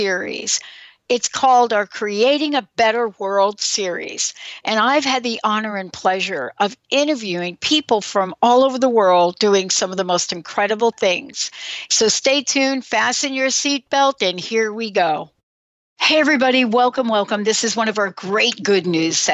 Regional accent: New York City, New York, United States; now in Washington, United States; I grew up in the Bronx

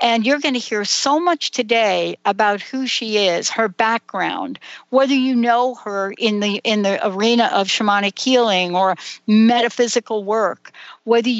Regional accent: New York, United States; Many of us growing up in New York

